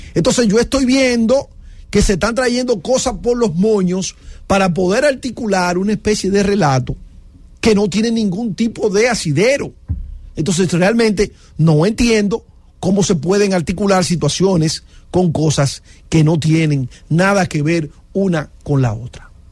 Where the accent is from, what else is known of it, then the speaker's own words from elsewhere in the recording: Dominican Republic; somos dominicanos